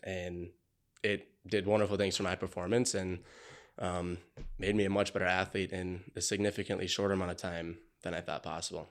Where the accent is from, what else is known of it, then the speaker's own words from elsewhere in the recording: Montgomery, Minnesota, United States; I grew up in Montgomery, Minnesota.